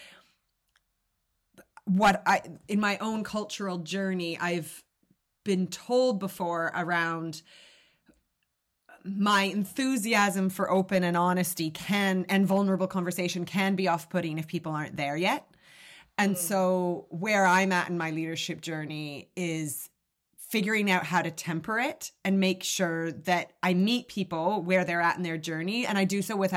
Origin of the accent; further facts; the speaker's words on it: Canada; moved away as an adult; now in United Kingdom; I am Canadian, but I've lived in the UK for nearly 20 years, but I still have that Canadian open friendliness, keen to apologize